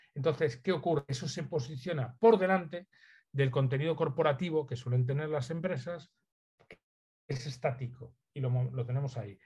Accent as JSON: {"language": "Spanish", "region": "Galicia", "country": "Spain", "said": "Soy gallego, entonces hago un guiño a, mi tierra siempre"}